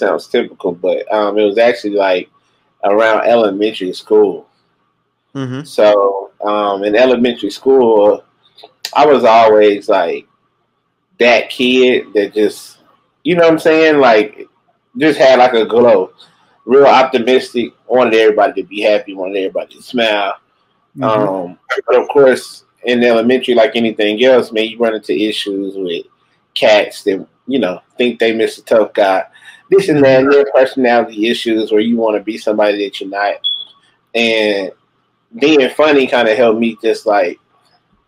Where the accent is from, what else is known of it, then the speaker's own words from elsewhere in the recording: Little Rock, Arkansas, United States; definitely from Little Rock, Arkansas. Little Rock, Arkansas.